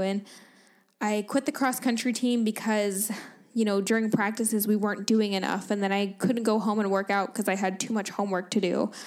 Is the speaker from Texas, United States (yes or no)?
no; Dunedin, Florida, United States; moved away as an adult; also born or lived in Liverpool, England; now in San Diego, United States; I was born in Florida, in Dunedin, Florida, which is close to Saint Petersburg